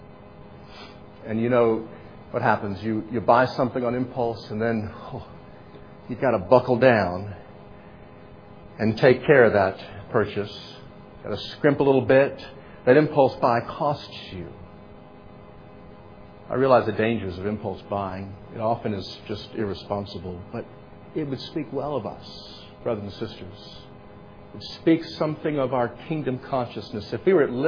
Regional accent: United States; we are still in a unique role, a unique position of opportunity as American Christians

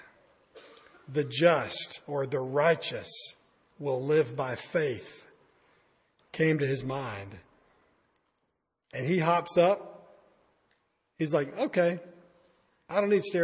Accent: United States; I'm an American

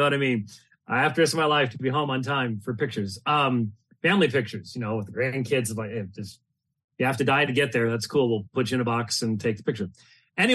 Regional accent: Phoenix, Arizona, United States; I'm from Phoenix

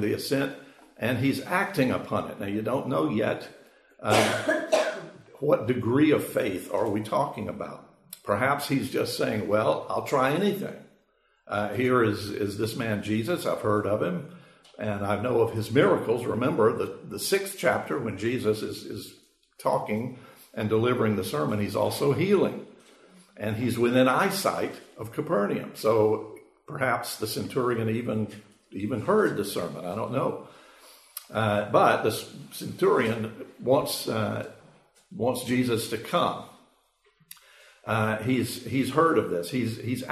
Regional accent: Macon, Georgia, United States; I grew up in Macon, Georgia

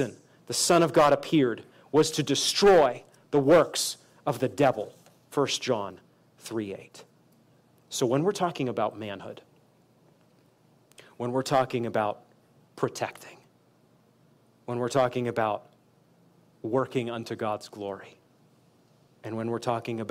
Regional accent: Maine, United States; now in Kansas City, United States; I'm from Maine

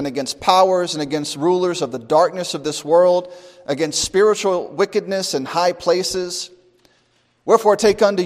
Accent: United States; being an American

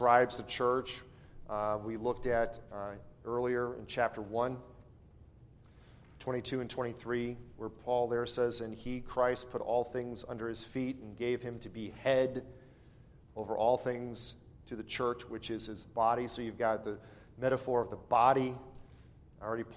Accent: Chicago, Illinois, United States; I grew up and lived in Chicago.

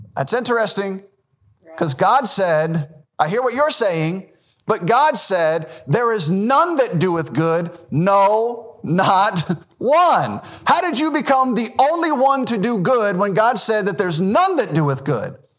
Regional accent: Memphis, Tennessee, United States; I was born in Memphis, Tennessee.

